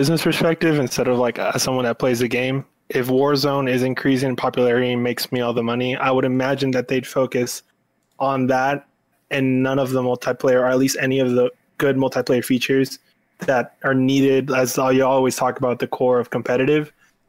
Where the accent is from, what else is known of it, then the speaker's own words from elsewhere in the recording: Texas, United States; I'm from Texas.